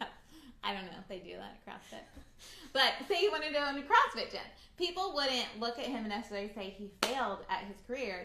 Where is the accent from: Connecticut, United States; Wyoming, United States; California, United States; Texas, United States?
California, United States; Orange County; I grew up in Orange County